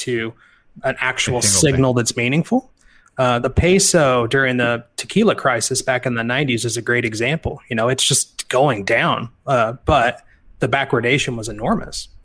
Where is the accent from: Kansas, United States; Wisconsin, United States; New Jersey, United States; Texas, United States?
Kansas, United States; I'm from Kansas.